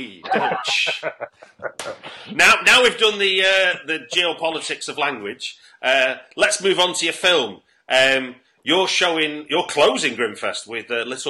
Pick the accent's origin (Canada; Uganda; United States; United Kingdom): United Kingdom; Manchester, North West England; in terms of my accent, there's a little bit of influence of Liverpool in mine, because I grew up in a household where where my mother was Manchester, my dad's Liverpool